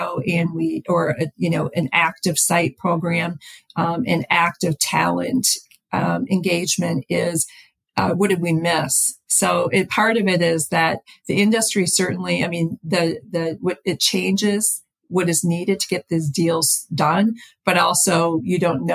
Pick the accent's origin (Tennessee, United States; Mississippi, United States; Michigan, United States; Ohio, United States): Michigan, United States; Upper Peninsula; also born or lived in California; I came back to Michigan, to my hometown in the Upper Peninsula